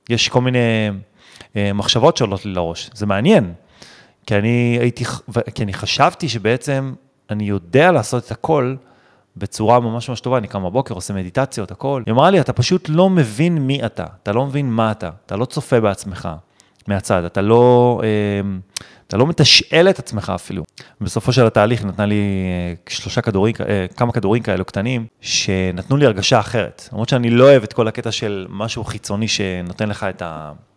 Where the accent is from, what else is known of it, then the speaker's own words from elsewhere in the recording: Netanya, Central District, Israel; גדלתי בנתניה, אם חד-הורית, בלי כסף